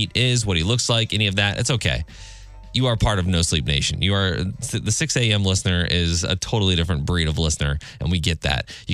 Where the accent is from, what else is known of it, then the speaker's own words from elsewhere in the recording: Bloomington, Illinois, United States; moved away; my hometown of Bloomington Normal, Illinois